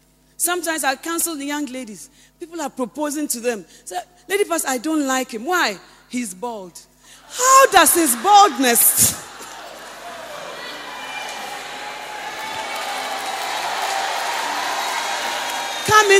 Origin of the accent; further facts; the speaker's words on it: Western Region, Ghana; I came from the Western region.